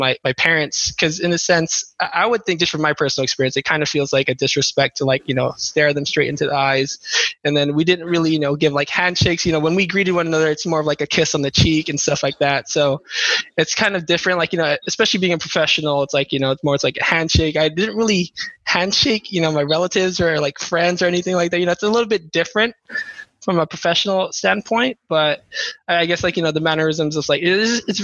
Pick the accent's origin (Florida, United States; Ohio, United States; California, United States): California, United States; Carson; also born or lived in San Diego, California / Philippines (parents); I was born off in San Diego, I moved to Carson like when I was about 2 years old